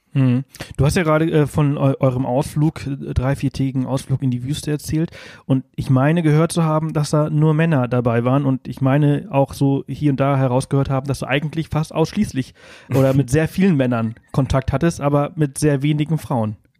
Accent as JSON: {"language": "German", "country": "Spain", "tie": "born or raised there", "moved": "yes", "said": "Also ich bin halt in Spanien aufgewachsen"}